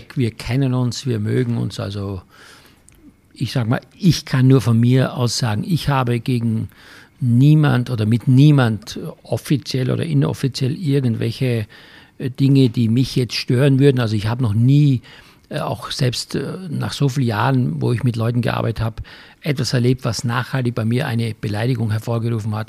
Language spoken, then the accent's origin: German; Styria, Austria; für mich als Kind in der Steiermark vom Bauernhof